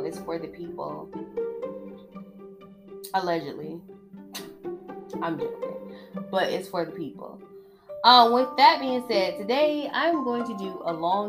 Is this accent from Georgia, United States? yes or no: yes; Georgia, United States; I'm from Georgia